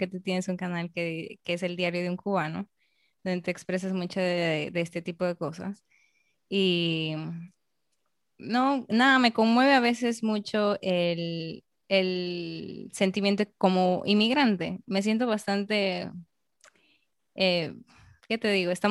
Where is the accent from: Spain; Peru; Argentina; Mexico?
Peru; now in Dominican Republic; Entonces es como yo peruana aquí en República Dominicana, yo estoy siendo eh, una representante de mi país aquí.